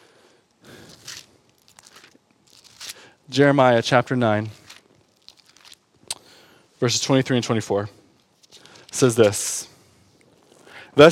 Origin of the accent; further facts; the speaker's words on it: Detroit, Michigan, United States; I'm from Detroit